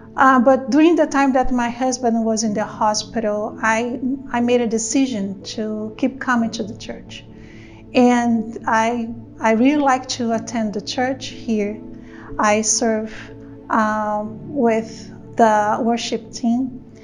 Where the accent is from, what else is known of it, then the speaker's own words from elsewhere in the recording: Brazil; moved away; I'm from Brazil originally